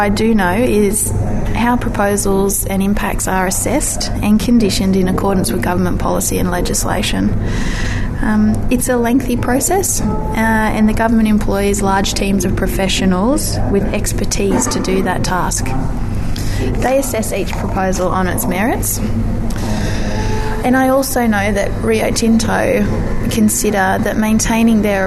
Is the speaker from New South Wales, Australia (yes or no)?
yes; Singleton, New South Wales, Australia; I have an engaging professional career in the country, and it's in my hometown. That's only possible because of the opportunities the mining industry provides here in the Hunter Valley. I feel Singleton is a great place to live